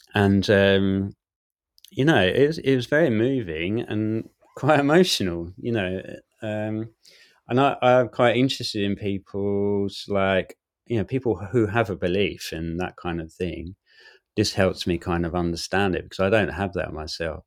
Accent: Southend-on-Sea, East of England, United Kingdom; I'm from South End, and so I played in those bands in the South End scenes

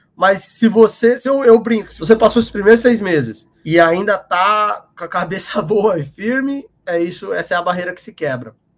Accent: São Paulo, Brazil; moved away as an adult; now in United States; Sou de São Paulo, São Paulo capital, e desde pequeno eu jogava futebol de salão ali na, na região da freguesia do Ó, de Pirituba e Aí cresci lá, me mudei para o interior de São Paulo com, com uns 13

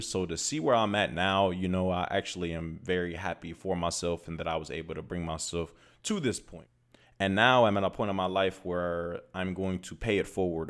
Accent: Toledo, Ohio, United States; moved away as an adult; also born or lived in Los Angeles, California; now in Phoenix, United States; I am from Toledo, Ohio, and I am currently in Phoenix, Arizona.

